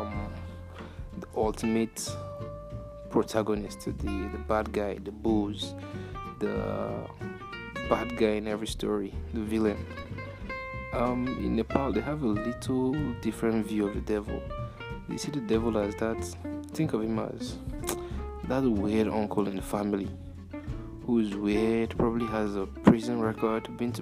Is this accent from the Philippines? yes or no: no; Nigeria; I'm Nigerian.